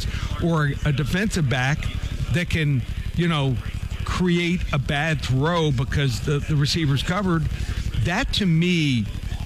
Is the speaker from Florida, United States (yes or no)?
yes; Miami, Florida, United States; I'm from Miami